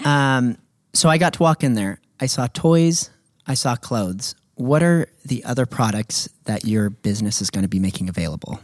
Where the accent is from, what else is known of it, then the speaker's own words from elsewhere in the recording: Redding, California, United States; your husband Cody and I grew up in Enterprise